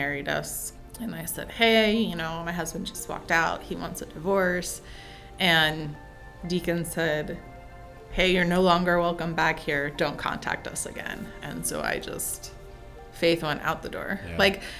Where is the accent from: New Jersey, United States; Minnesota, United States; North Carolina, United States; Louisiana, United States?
New Jersey, United States; also born or lived in Pennsylvania / Connecticut; I think I was born outside Philly, Connecticut for 8 years, and then South Jersey, where I went to school for the remaining years, and then college and everything else.